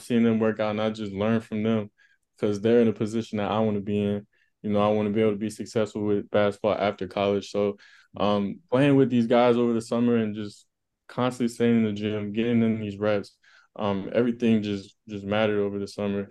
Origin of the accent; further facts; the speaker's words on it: Las Vegas, Nevada, United States; moved away; I'm from Las Vegas. Um, that's my hometown